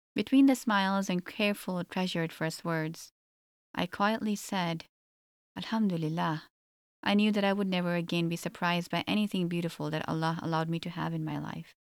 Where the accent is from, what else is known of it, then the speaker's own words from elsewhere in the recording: Toronto, Ontario, Canada; also born or lived in Egypt; I was born and raised in Canada